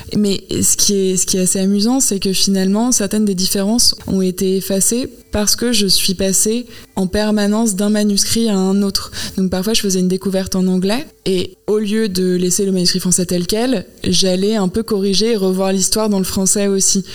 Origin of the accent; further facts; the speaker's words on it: France; moved away as an adult; also born or lived in United States; moi j'ai grandi en France, j'ai appris l'anglais à partir du collège